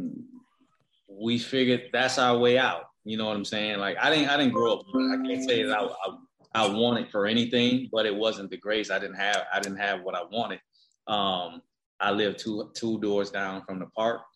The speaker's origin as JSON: {"language": "English", "town": "Riviera Beach", "region": "Florida", "country": "United States", "tie": "born or raised there", "moved": "as an adult", "lives_now": "Chattanooga, United States", "said": "I'm from West Palm, but I'm really from Riviera Beach"}